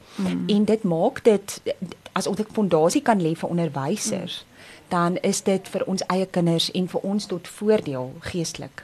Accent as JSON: {"language": "Afrikaans", "town": "Windhoek", "region": "Khomas", "country": "Namibia", "tie": "born or raised there", "moved": "yes", "lives_now": "South Africa", "said": "ek het in die ou Suidwes-Afrika grootgeword. Ek is daar gebore in Windhoek wat nou Namibië is."}